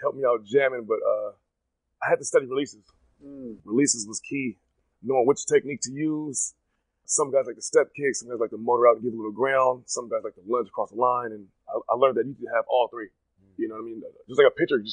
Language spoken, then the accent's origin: English; Pasadena, California, United States; moved away as an adult; also born or lived in Utah / Miami; the Rose Bowl in Pasadena, my hometown